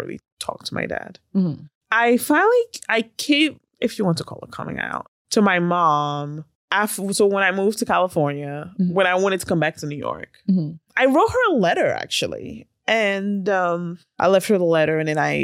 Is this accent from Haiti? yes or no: yes; Haiti; I grew up in Haiti in the 80s, like mid 80s